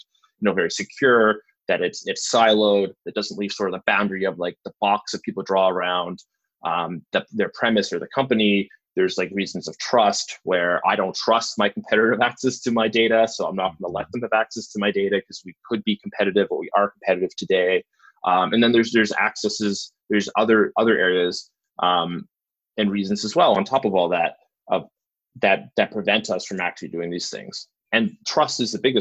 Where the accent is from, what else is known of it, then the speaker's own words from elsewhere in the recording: Bridgewater, Nova Scotia, Canada; I grew outside of that in a little town called Bridgewater